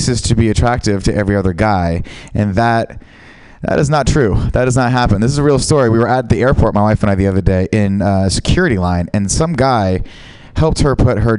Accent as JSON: {"language": "English", "town": "San Francisco", "region": "California", "country": "United States", "said": "I am from San Francisco"}